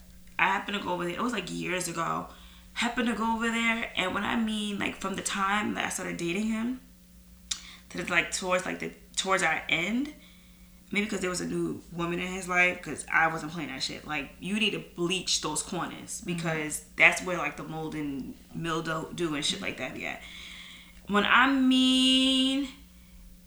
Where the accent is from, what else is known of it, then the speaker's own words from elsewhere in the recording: New York, United States; as a New Yorker